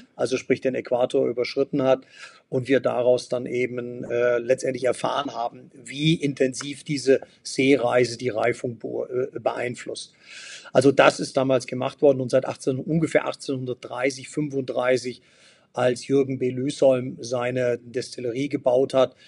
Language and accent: German; Hanover, Lower Saxony, Germany; mein Haus und meine Heimat in Hannover